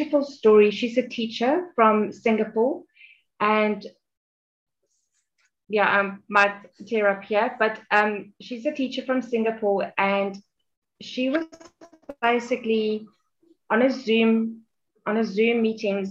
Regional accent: Johannesburg, Gauteng, South Africa; I'm from South Africa, Johannesburg

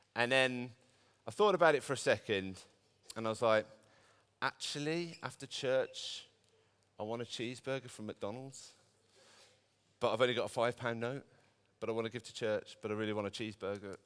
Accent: Birmingham, West Midlands, United Kingdom; I'm from Birmingham. I'm a Brummie boy born and bred

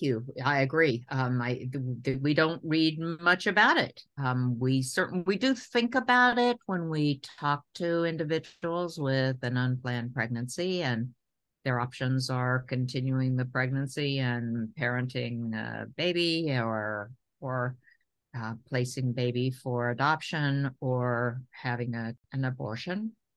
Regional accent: Tennessee, United States; I'm a Tennessean, and I have really complicated feelings about growing up in the South

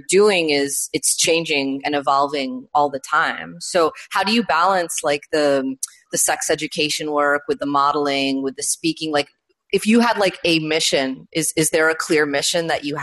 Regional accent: New York, United States; I grew up in New York

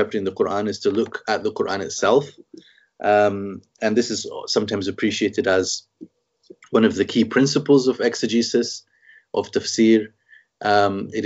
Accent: Scotland, United Kingdom; also born or lived in Egypt; I'm born and brought up in Scotland.

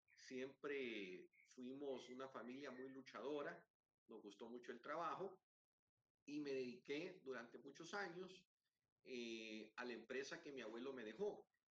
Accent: El Salvador; en mi país

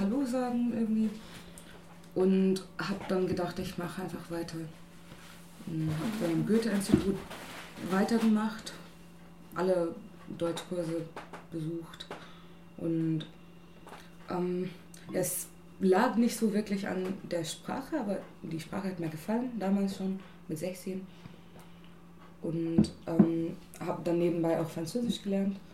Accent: India; German is a second language; moved away as an adult; now in Germany; ich bin in Indien geboren und aufgewachsen und bin seit letztem Jahr hier

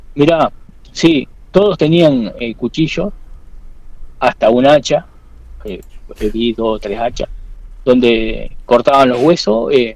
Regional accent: Quemú Quemú, La Pampa, Argentina; now in Castex, Argentina; yo soy de Quemú Quemú y vivo en Castel

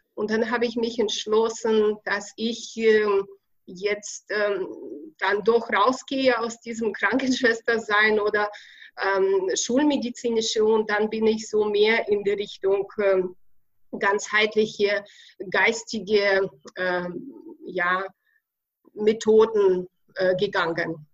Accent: Ukraine; accent: Russian; German is a second language; moved away as an adult; also born or lived in Kazakhstan / Russia; now in Bavaria, Germany; ich bin in Kasachstan ge geboren, in Ukraine aufgewachsen, dann habe ich in Russland ein bisschen gelebt

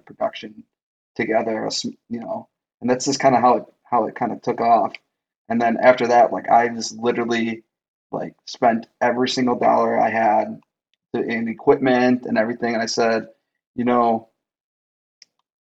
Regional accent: Milwaukee, Wisconsin, United States; we're from Milwaukee

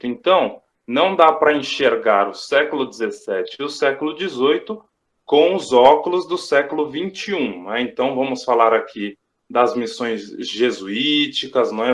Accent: Brazil; todos somos brasileiros

